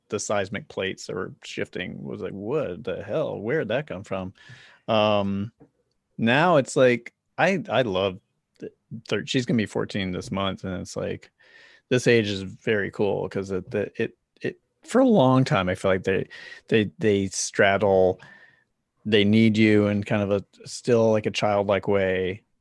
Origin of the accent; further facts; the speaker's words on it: Charlotte, North Carolina, United States; moved away as an adult; also born or lived in New York; now in Los Angeles, United States; I grew up in Charlotte, North Carolina, and I left there when I was about seventeen? No. No, I left there when I was in my twenties